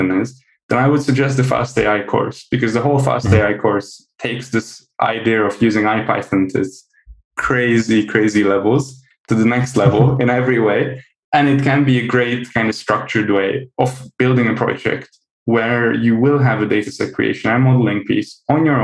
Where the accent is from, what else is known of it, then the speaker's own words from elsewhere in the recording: Hungary; I'm half Dutch, half Hungarian, actually. But I grew up in Hungary